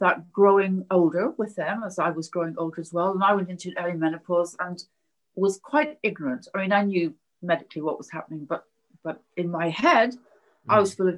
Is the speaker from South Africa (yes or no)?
no; Belfast, Northern Ireland, United Kingdom; I grew up in Belfast during the Troubles